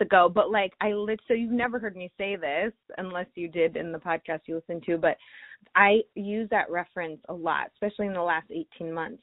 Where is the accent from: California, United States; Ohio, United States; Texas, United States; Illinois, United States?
Ohio, United States; moved away; I'm from Ohio originally